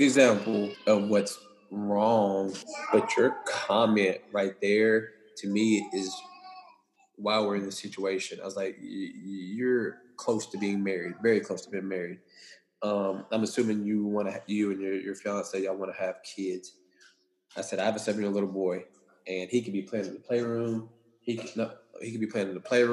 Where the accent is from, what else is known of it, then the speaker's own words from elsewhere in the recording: East Texas, United States; I'm from deep East Texas, and so my upbringing was a little different